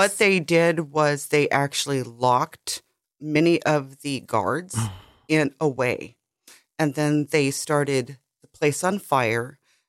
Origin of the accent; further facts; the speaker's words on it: Albuquerque, New Mexico, United States; I'm from Albuquerque. I was raised in Albuquerque, but I was not born there. But I've lived my entire life in Albuquerque, New Mexico, and I'm very old. I turned 51 on Monday.